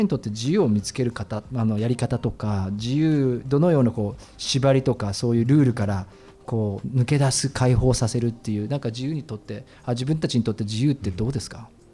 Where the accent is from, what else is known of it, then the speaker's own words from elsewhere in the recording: Tokyo, Japan; 自分も東京の人だから